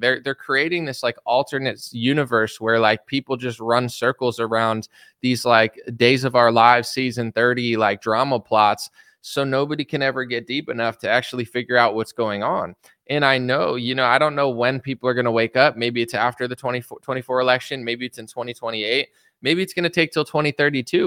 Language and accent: English; United States; I'm an American citizen